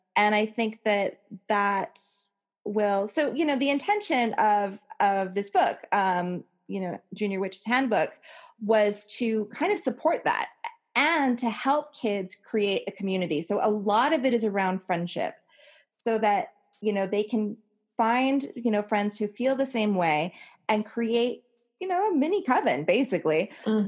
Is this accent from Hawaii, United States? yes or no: yes; Hawaii, United States; born or raised there